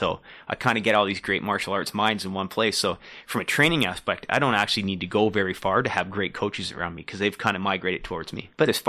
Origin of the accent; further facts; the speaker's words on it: Durham Region, Ontario, Canada; also born or lived in Newmarket, Ontario / Oshawa, Ontario; I grew up in Durham region.